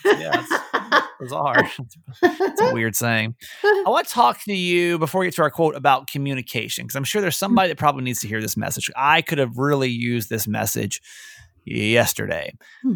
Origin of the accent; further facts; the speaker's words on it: Georgia, United States; I grew up in Georgia